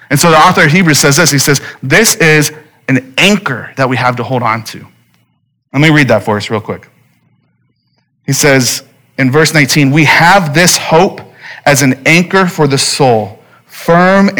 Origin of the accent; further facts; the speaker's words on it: Phoenix, Arizona, United States; I'm born and raised in Phoenix